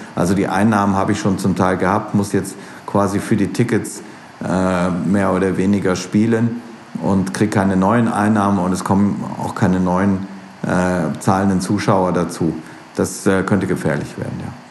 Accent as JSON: {"language": "German", "region": "Rhineland", "country": "Germany", "also_born_or_lived": "St. Gallen, Switzerland", "moved": "yes", "lives_now": "Austria", "said": "ich bin halt Rheinländer"}